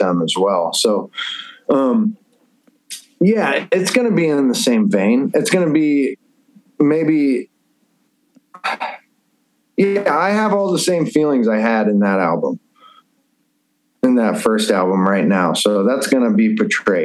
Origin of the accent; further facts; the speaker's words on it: Columbus, Ohio, United States; moved away; I'm from Columbus